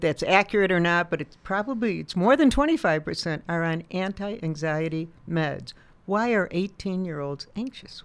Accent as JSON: {"language": "English", "town": "Chicago", "region": "Illinois", "country": "United States", "tie": "born or raised there", "moved": "yes", "said": "I grew up in Chicago"}